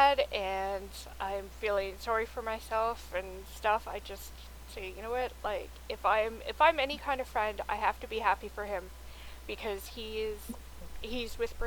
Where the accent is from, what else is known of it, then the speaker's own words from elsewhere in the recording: Toronto, Ontario, Canada; we're two women from Toronto, Canada